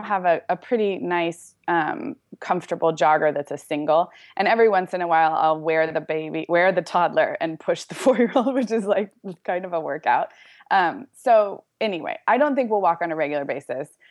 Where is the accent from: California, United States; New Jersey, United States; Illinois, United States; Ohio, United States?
California, United States; Santa Barbara; moved away as an adult; now in Orange County, United States; I grew up in Santa Barbara